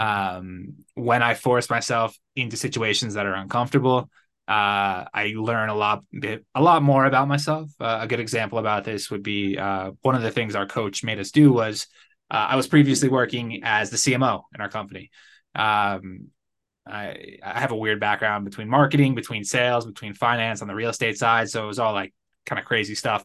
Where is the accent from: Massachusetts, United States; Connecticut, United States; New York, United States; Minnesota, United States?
Connecticut, United States; moved away as an adult; now in Guadalajara, Mexico; I'm originally from Connecticut. I grew up there, spent most of my life in the Northeast. Uh, now I live in Guadalajara, Mexico